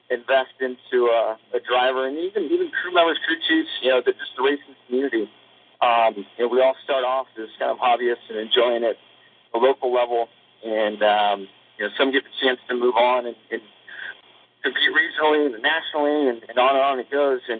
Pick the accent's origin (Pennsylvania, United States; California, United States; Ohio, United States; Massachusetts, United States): California, United States; Southern; all my years growing up in Southern California